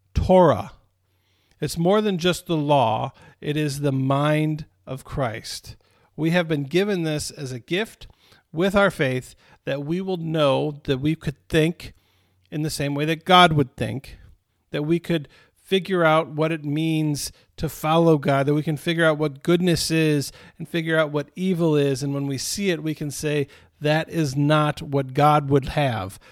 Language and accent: English; Romeo, Michigan, United States; I grew up in Romeo, Michigan